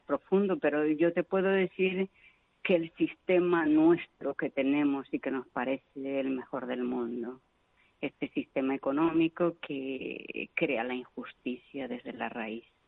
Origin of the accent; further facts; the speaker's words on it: Vitoria-Gasteiz, Basque Country, Spain; moved away as an adult; also born or lived in Venezuela / Argentina; now in Yaoundé, Cameroon; yo soy de Vitoria